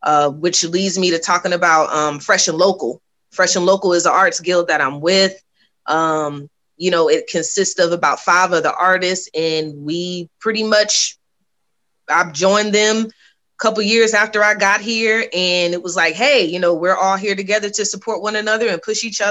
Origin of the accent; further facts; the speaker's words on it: Virginia Beach, Virginia, United States; moved away as an adult; now in Atlanta, United States; I grew up in Virginia Beach